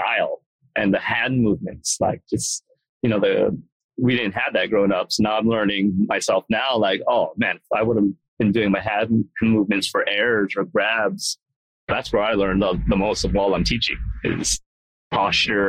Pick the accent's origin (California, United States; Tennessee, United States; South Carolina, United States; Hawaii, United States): Hawaii, United States; moved away; I grew up in Hawaii